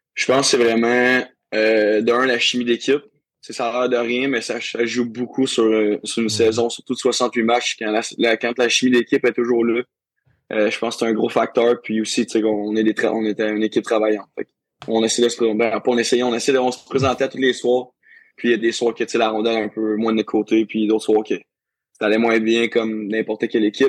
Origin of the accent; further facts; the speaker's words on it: Saint-Majorique-de-Grantham, Quebec, Canada; also born or lived in Rouyn-Noranda; je viens de Drummondville, dans un petit village en Drummondville ça s'appelle Saint-Majoric de Grantham